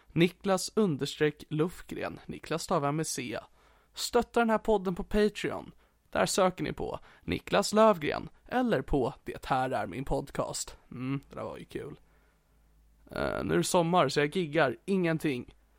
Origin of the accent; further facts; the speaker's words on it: Sigtuna, Stockholm County, Sweden; Sigtuna där jag kommer ifrån